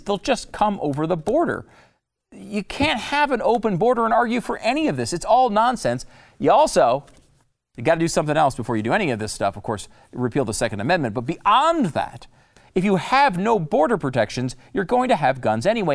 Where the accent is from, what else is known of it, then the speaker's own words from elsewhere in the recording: Connecticut, United States; also born or lived in New York; I was born in New York. I grew up in Connecticut